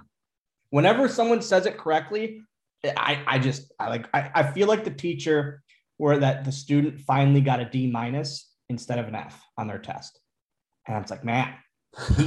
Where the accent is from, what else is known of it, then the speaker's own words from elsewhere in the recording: Oshkosh, Wisconsin, United States; this one's in my hometown